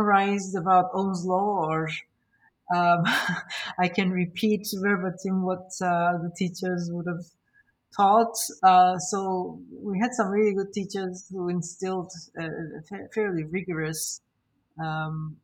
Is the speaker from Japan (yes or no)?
no; Northern Cyprus, Cyprus; So I grew up in Cyprus, in northern Cyprus